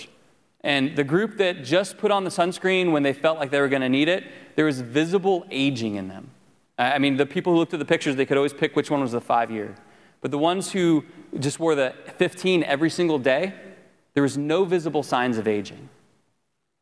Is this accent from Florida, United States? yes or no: yes; Florida, United States; I grew up in Florida for the most part